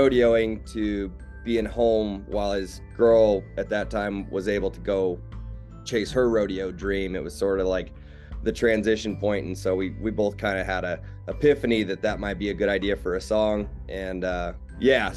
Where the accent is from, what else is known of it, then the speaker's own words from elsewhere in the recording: Cody, Wyoming, United States; also born or lived in Casper, Wyoming; I was born in Casper, but I've been a Cody. I call myself a Cody native because I moved to Cody when I was less than a year old. And grew up in Cody